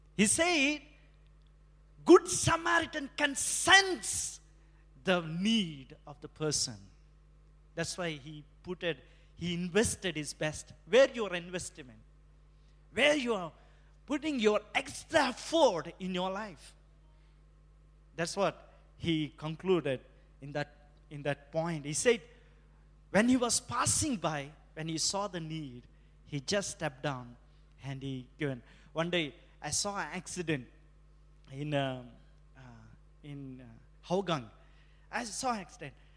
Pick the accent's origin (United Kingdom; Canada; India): India; moved away; as an Indian